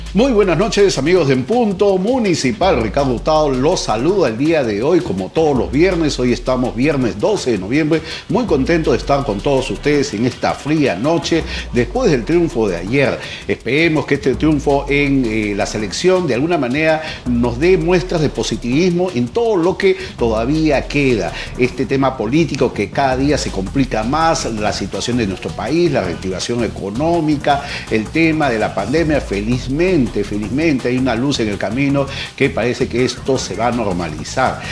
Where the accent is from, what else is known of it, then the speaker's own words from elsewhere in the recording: Peru; somos los peruanos